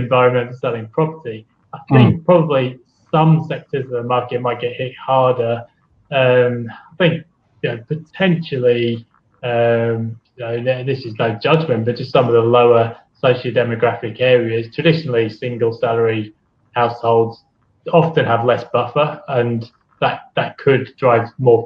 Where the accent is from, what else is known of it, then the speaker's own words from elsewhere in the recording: United Kingdom; now in Australia; being British